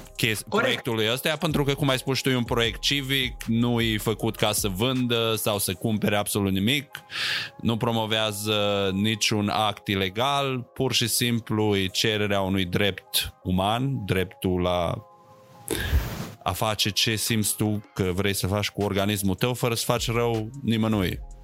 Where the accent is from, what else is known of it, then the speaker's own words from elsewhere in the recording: Romania; now in United States; după ce m-am mutat în state, crescând în România